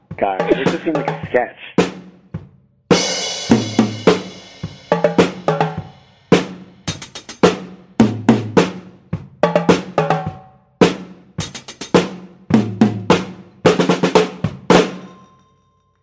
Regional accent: United States; I'm from here

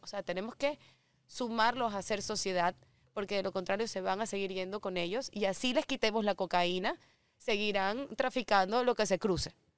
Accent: Ecuador; siendo ecuatoriana

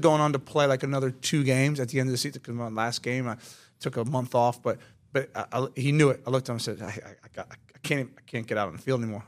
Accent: United States; moved away as an adult; also born or lived in England; I'm, I'm, I'm an American kid

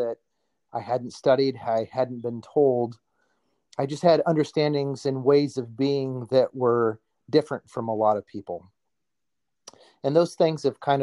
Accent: Oskaloosa, Iowa, United States; That's in Iowa. I came from Oskaloosa

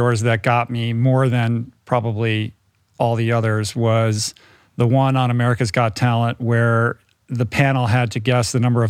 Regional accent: Grosse Pointe, Michigan, United States; born there; I was born in Grosse Pointe.

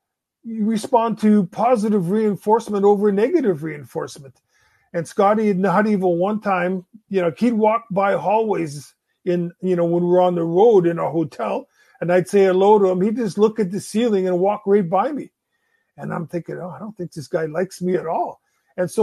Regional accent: Winnipeg, Manitoba, Canada; We grew up in Winnipeg.

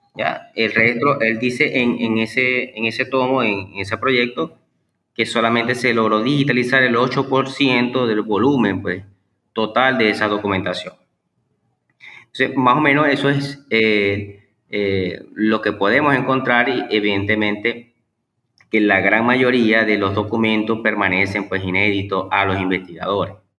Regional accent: Maracaibo, Zulia, Venezuela; nace, pues aquí en Maracaibo, Estado Zulia, Venezuela. Eh, tengo 36 años y básicamente pues este, mi, vida eh, educativa y profesional la, he vivido acá en Venezuela.

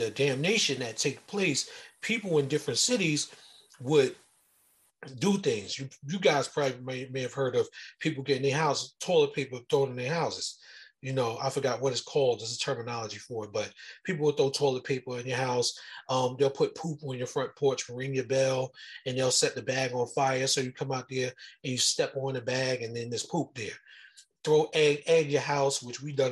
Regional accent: Jersey City, New Jersey, United States; moved away; I'm originally from Jersey City, New Jersey.

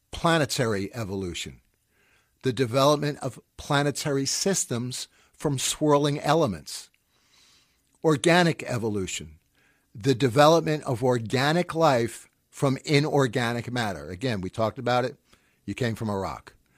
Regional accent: United States; now in New York, United States; I'm an American living in New York

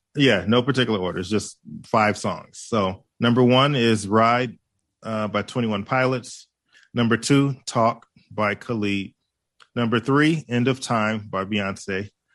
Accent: Hawaii, United States; I am Hawaiian

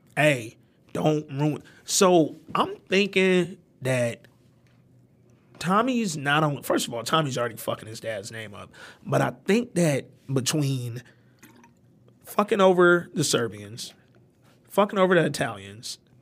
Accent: Detroit, Michigan, United States; also born or lived in Alabama; I'm not from New York. I was born in Alabama. I was raised in Detroit

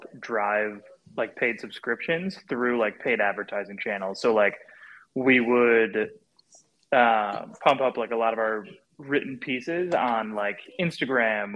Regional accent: Chicago suburbs, Illinois, United States; moved away as an adult; now in Bay Area, United States; I was born and raised in the Chicago suburbs.

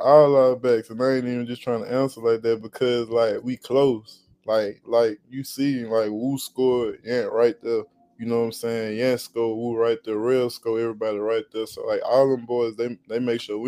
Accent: Louisiana, United States; I just closed on like 10 acres right in my hometown with me and my business associates. So we getting ready to do a lot of things there. And my farm, we getting ready to grow orange watermelon and yellow watermelon up in Baker, Louisiana

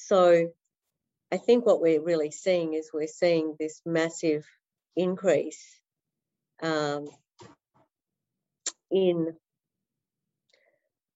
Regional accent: Melbourne, Victoria, Australia; also born or lived in Netherlands; I've been in Melbourne most of my life. I was born in the Netherlands but came here at one

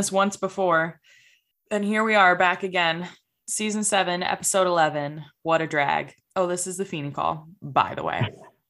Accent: Wisconsin, United States; moved away; I grew up swimming in Wisconsin, so I'm pretty used to chillier water.

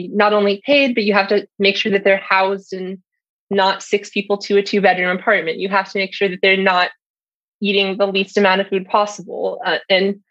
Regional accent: Orange County, California, United States; I grew up in Orange County.

